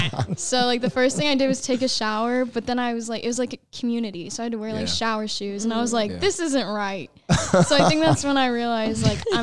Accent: Denton, Texas, United States; I'm from Denton, so it's north of Dallas. I've been here for a couple days now.

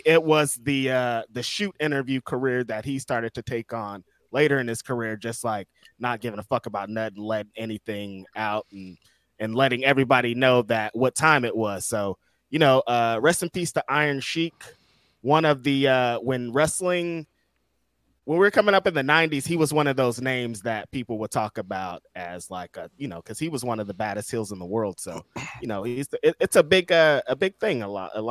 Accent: California, United States; I'm from California

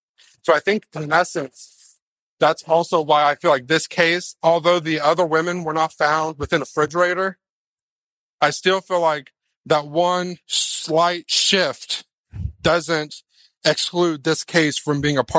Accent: Indiana, United States; I'm from Indiana, I see truckers on the side of the road all the time.

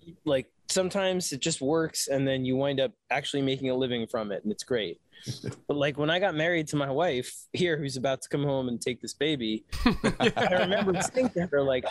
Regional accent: New York City, New York, United States; moved away as an adult; I grew up on the Lower East Side. I was like, we'll always move back to the city

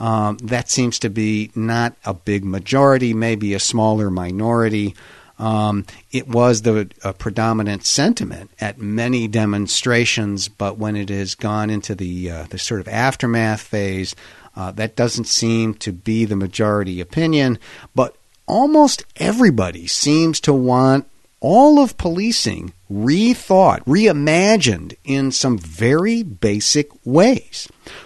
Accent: Pittsburgh, Pennsylvania, United States; I can tell you in my hometown of Pittsburgh, these have all been discussed

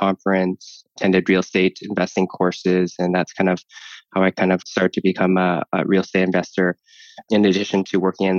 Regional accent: Vancouver, British Columbia, Canada; I was born and raised in Vancouver. Been here my whole kind of life

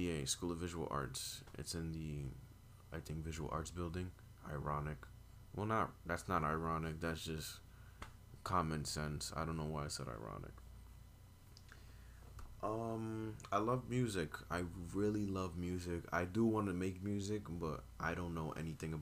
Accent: New York City, New York, United States; also born or lived in Brooklyn / Manhattan / Bronx; I'm from New York. I've been here my whole life. I was born in Brooklyn, raised in Manhattan, and I've been living in the Bronx for about, I want to say over 12 years

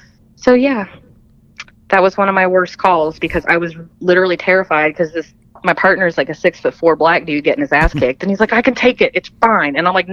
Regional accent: Philippines; Yeah. I was born in the Philippines. I'm that baby.

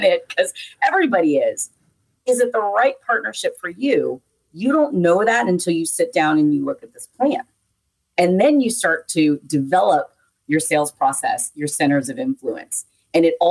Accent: the South, United States; I'm from the South.

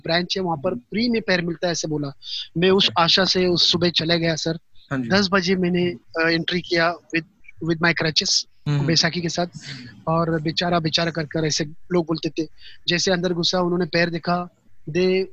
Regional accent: Pauri Garhwal, Uttarakhand, India; moved away; मैं गढ़वाल से बिलोंग करता हूँ पौड़ी गढ़वाल से उत्तराखंड

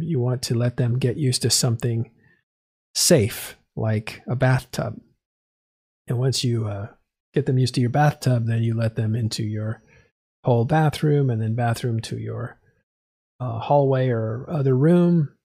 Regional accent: California, United States; I'm from California

